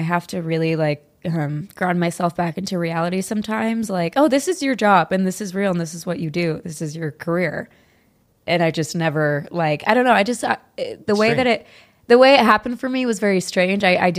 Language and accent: English; San Luis Obispo, California, United States; No, born and raised California.